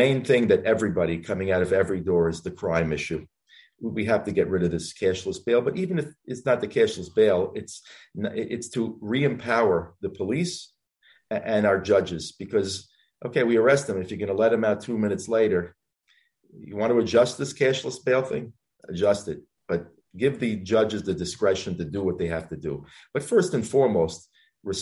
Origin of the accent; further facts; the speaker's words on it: Franklin Square, New York, United States; now in Cedarhurst, United States; when I grew up in Franklin Square.